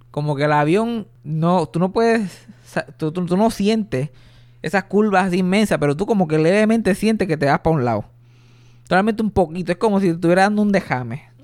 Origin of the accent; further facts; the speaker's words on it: Puerto Rico; yo soy puertorriqueño.